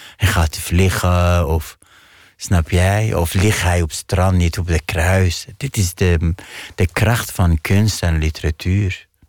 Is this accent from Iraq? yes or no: yes; Iraq; Dutch is a second language; moved away as an adult; now in Netherlands; ik kom uit een maatschappij waar is veel taboes